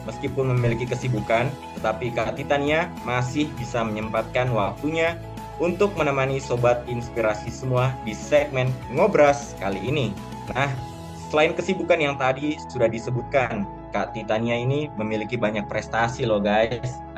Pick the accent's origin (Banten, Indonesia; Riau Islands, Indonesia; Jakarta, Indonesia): Riau Islands, Indonesia; now in Semarang, Indonesia; Perkenalkan saya dari Provinsi Kepulauan Riau. Saat ini saya berdomisili di Resimen Kemahataran Semarang di Akademi Maritim Nasional Indonesia di Semarang.